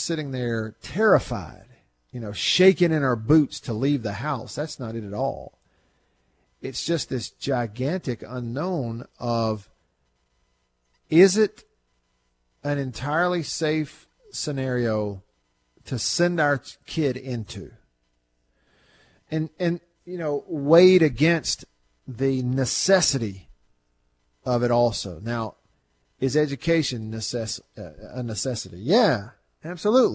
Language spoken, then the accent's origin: English; Tupelo, Mississippi, United States; my hometown, where I live now, Tupelo, Mississippi